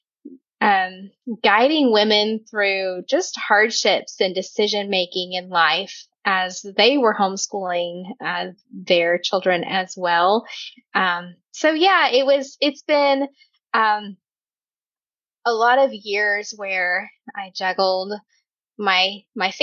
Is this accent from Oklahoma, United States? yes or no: yes; Oklahoma, United States; I am from Oklahoma